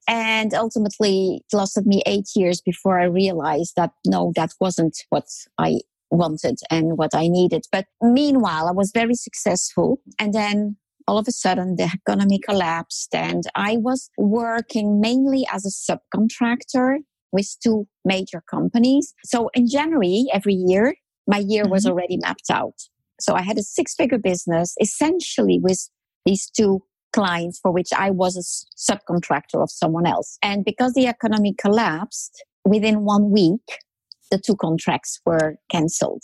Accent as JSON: {"language": "English", "country": "France", "tie": "born or raised there", "also_born_or_lived": "Netherlands", "moved": "as an adult", "said": "I grew up in France."}